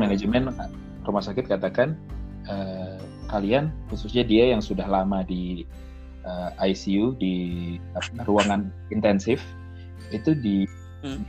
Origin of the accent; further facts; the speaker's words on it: West Java, Indonesia; daerah gue boleh ya di di Jawa Barat